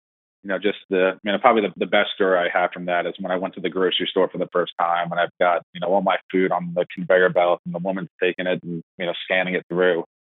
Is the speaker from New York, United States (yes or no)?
yes; Long Island, New York, United States; grew up in Long Island. So I'm a New York native